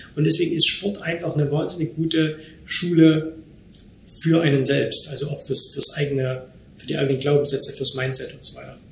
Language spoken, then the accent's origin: German; Germany; moved away as an adult; now in Dubai, United Arab Emirates; ich bin in Deutschland geboren, in Deutschland wohnen meine Eltern